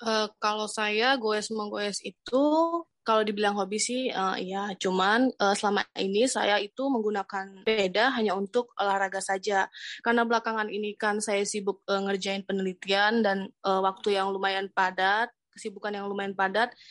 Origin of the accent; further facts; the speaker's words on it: North Sumatra, Indonesia; now in Bogor, Indonesia; saya dari Sumatera Utara dan sekarang di Bogor